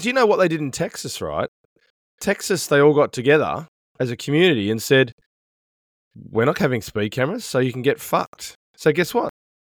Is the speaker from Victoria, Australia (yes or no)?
no; Sydney, New South Wales, Australia; also born or lived in Melbourne; now in New Zealand; when I grew up in Sydney